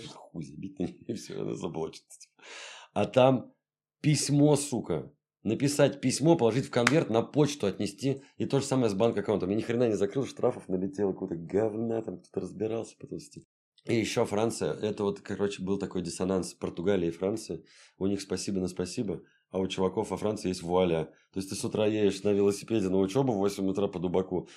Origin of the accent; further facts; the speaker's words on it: Saint Petersburg, Russia; also born or lived in Europe; Я родился в Ленинграде, жил всю жизнь здесь, не считая там в Европе поучился